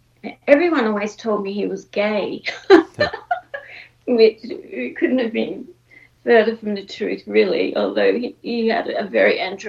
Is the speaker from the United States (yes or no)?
no; Brisbane, Queensland, Australia; also born or lived in Melbourne; I grew up in Brisbane, which is very different from Melbourne, very hot, and was more of a sort of big country town in those days.